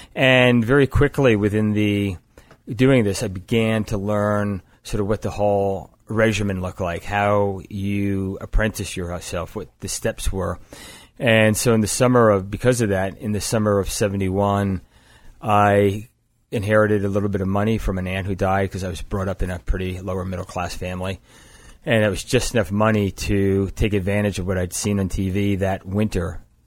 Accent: East Coast, United States; moved away; I was from the East Coast

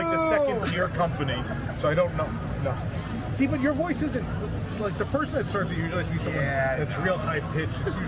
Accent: New York, United States; Being a New Yorker

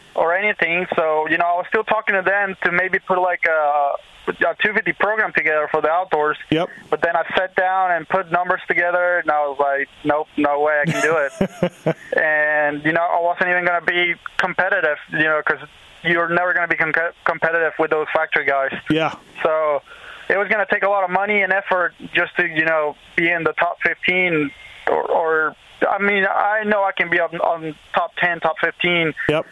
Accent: Venezuela; moved away as an adult; also born or lived in Florida; now in United States; I'm Venezuelan too

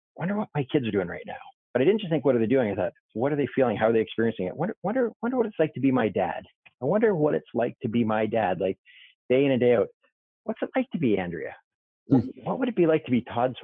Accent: Canada; born or raised there; moved away

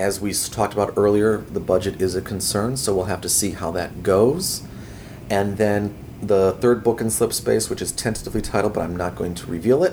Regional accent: Chicago, Illinois, United States; my hometown in Chicago

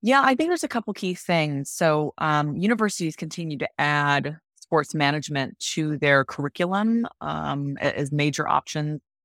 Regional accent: Cleveland, Ohio, United States; moved away; I'm originally from Cleveland, Ohio, and Cleveland is a very strong, um, sports town. And so I grew up going to Browns games

